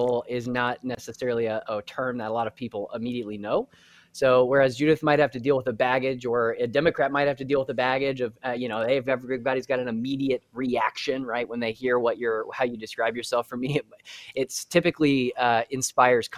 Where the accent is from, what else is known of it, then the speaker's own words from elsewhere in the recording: Indianapolis, Indiana, United States; now in Nashville, United States; Originally, I'm from Indianapolis